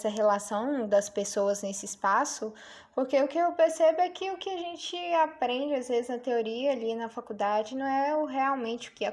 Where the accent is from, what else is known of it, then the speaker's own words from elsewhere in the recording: Belo Horizonte, Minas Gerais, Brazil; o Sagrada Família é o meu bairro, é o bairro onde